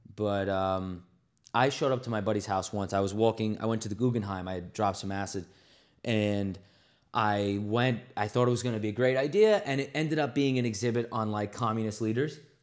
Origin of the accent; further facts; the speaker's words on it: New York, United States; also born or lived in Los Angeles; being from New York